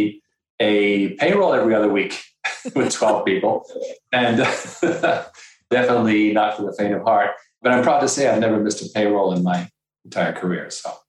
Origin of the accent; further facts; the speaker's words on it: France; moved away; also born or lived in Canada / Caribbean / Belgium; I was born in Canada, I was spent years in the Caribbean, and then I was raised actually in France and Belgium.